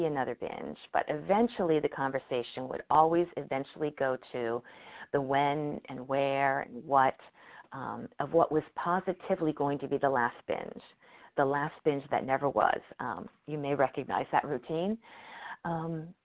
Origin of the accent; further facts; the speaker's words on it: Cincinnati, Ohio, United States; moved away as an adult; now in Connecticut, United States; Cincinnati, my hometown